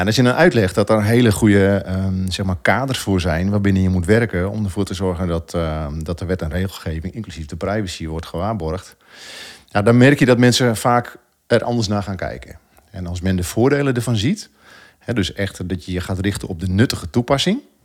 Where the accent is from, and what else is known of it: Netherlands